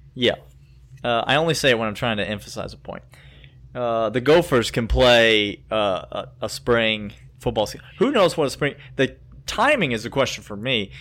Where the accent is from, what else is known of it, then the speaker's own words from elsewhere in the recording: the South, United States; I am from the South